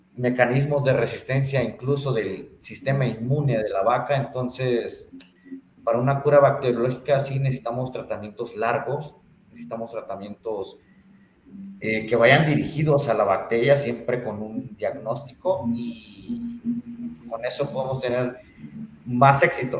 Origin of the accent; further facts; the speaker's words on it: Chiapas, Mexico; now in Bajío, Mexico; Yo soy de Chiapas, tú bien sabes que yo soy sureño, nada más que me, la pinto de que estoy aquí en el Bajío, pero no, yo soy más, yo soy más chiapaneco que el pozol de cacao